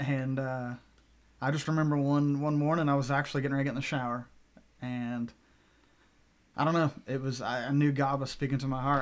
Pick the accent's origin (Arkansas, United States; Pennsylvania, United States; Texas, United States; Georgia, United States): Arkansas, United States; Bentonville; moved away; I'm originally from Bentonville, Arkansas, home of Walmart. Born and raised